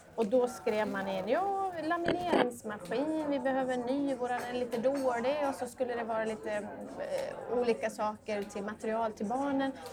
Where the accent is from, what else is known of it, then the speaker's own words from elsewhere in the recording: Borlänge, Dalarna County, Sweden; moved away; also born or lived in London; jag kom ju från en, eh, från en mindre stad i Dalarna, jag kom från Borlänge